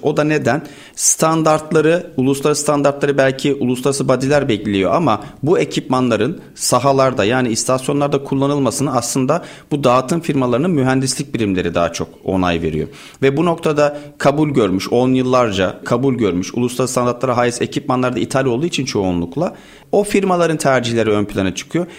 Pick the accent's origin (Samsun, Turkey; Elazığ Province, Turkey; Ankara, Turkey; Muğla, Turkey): Samsun, Turkey; Bafra; now in Istanbul, Turkey; Samsun Bafralıyım. Yaklaşık 24 yıldır İstanbul'dayım.